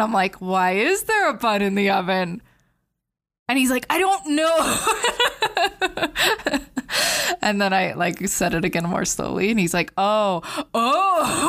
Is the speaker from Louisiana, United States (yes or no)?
no; Hurricane, Utah, United States